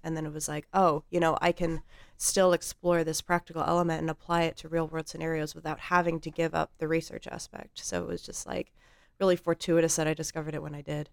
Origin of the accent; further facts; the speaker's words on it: Colorado Springs, Colorado, United States; moved away as an adult; also born or lived in Oklahoma; I grew up in Colorado Springs, Colorado